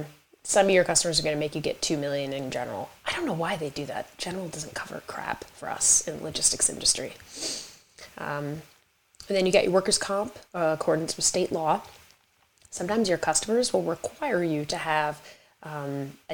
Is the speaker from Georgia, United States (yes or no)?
no; New York, United States; I am a New Yorker, so I speak very quick.